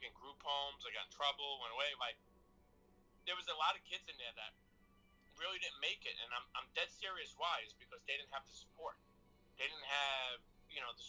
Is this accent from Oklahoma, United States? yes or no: no; New York City, New York, United States; I come from the street where I come from, like Brooklyn